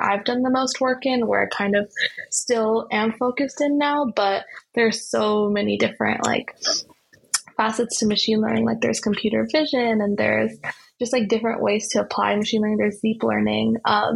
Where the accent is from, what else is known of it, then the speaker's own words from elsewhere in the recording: the Bay Area, California, United States; growing up in the Bay